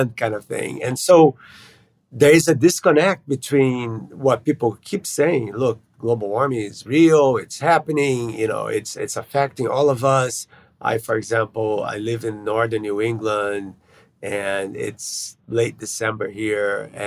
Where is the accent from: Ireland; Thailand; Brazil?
Brazil; moved away; I grew up in Brazil